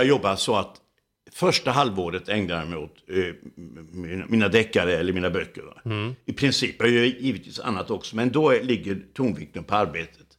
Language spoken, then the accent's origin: Swedish; Laholm, Halland County, Sweden; i min hemstad Laholm